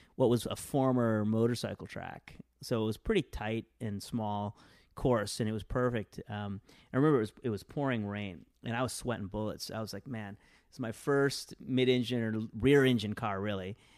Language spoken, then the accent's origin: English; Westland, Michigan, United States; also born or lived in India / Detroit, Michigan; I grew up in a s, in a, in a city called Westland, Michigan